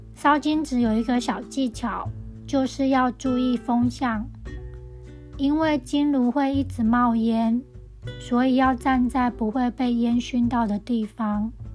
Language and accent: Chinese; Tianzhong, Changhua County, Taiwan; 我的老家田中的巷口有一家金子店